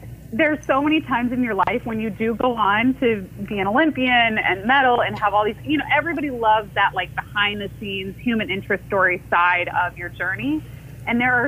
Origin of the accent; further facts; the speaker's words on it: Orlando, Florida, United States; also born or lived in Iowa; I was born in Iowa, but yeah, I grew up in Orlando.